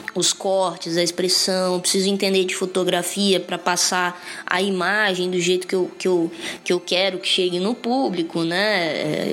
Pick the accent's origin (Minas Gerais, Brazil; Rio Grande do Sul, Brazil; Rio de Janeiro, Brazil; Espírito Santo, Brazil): Espírito Santo, Brazil; moved away; also born or lived in São Paulo; o meu estado reconheceu e validou o meu ser artístico capixaba